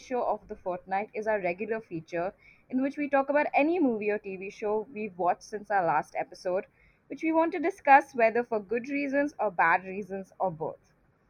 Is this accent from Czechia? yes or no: no; India; I am from India